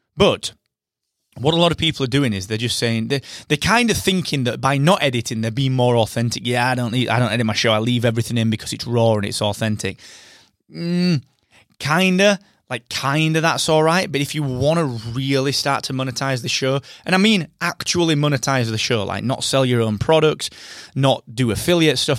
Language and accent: English; United Kingdom; I am that British podcast guy